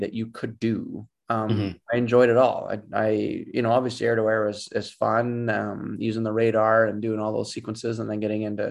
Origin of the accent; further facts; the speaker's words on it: Edmonton, Alberta, Canada; I'm from Edmonton.